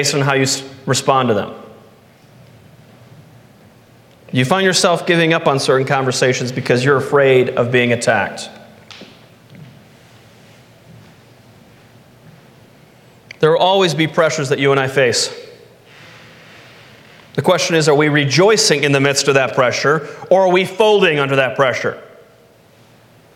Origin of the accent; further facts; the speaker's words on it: United States; when I grew up in America